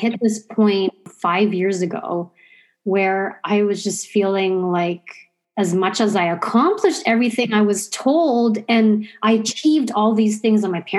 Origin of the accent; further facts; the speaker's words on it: Mississauga, Ontario, Canada; also born or lived in Zambia; I grew up in Mississauga